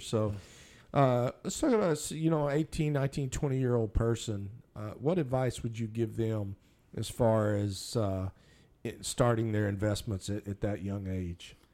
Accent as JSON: {"language": "English", "town": "Minerva", "region": "Texas", "country": "United States", "tie": "born or raised there", "said": "I grew up in Minerva."}